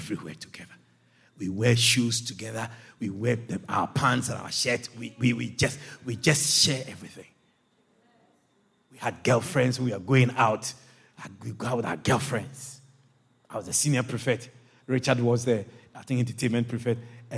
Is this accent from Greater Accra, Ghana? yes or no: no; Agogo, Ashanti, Ghana; moved away as an adult; also born or lived in Kumasi, Ghana; I come from Agogo in that Asante Achim. I was raised there, and I was raised in Kumasi also